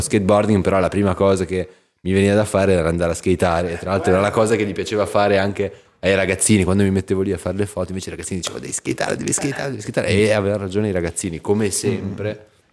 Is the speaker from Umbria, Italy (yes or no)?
no; Aosta Valley, Italy; io vengo dalla Val d'Aosta, che è un paesello, una regione sperduta nel nord